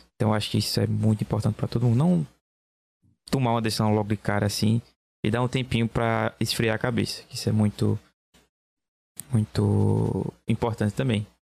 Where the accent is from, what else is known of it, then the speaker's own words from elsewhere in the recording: Belo Jardim, Pernambuco, Brazil; Eu sou de Belo Jardim, Pernambuco.